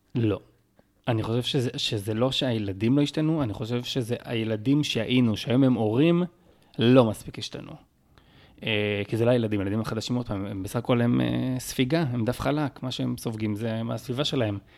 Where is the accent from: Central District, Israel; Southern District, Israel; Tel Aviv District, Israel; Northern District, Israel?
Southern District, Israel; Beersheba; שנולדתי בבאר שבע, שהתחנכתי בבאר שבע